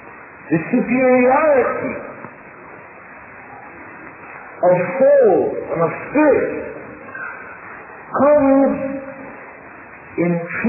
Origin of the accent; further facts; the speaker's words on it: Jamaica; I'm a Jamaican.